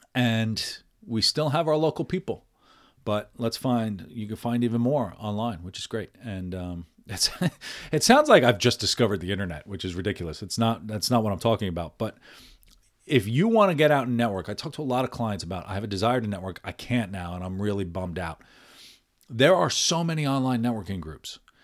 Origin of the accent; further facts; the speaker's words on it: United States; who I am as as an Irish American